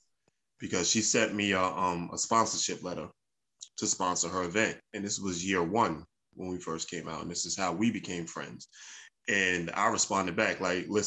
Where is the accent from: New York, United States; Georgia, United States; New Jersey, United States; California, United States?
New York, United States; New York City; I'm from Brooklyn. Right. Secondly, I'm a New Yorker